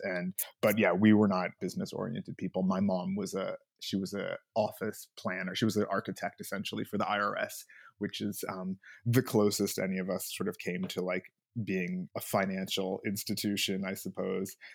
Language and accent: English; Los Angeles, California, United States; I, uh, grew up here in L A.